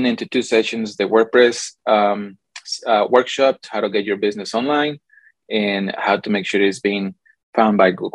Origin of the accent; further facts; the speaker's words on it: Mexico City, Mexico; also born or lived in California; now in Arizona, United States; I'm Mexican. So as you can see, like I put it on my points, I was born in California, grew up in Mexico City, then moved to Arizona, and I've been here for almost 10 years